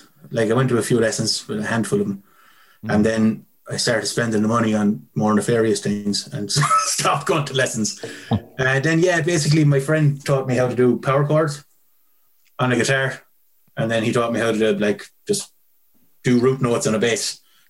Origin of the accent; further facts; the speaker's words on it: Clonmel, Tipperary, Ireland; Clonmel. Well, outside Clonmel.